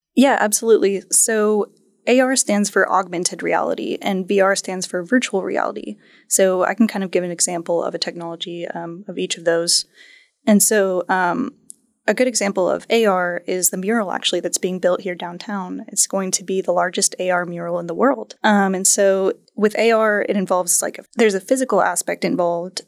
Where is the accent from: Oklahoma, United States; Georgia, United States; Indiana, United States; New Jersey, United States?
Oklahoma, United States; Tulsa; I'm a Tulsa native. I was born and raised in Tulsa